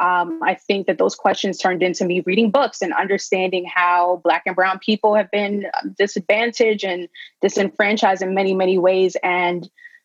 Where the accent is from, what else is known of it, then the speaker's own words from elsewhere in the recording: New York City, New York, United States; also born or lived in Bahamas / Westchester / Harlem; I grew up most of my life in the Bronx